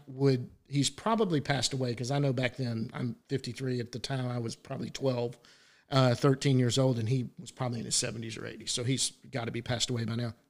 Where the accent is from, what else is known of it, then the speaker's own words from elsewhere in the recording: Dallas, Texas, United States; I grew up in Dallas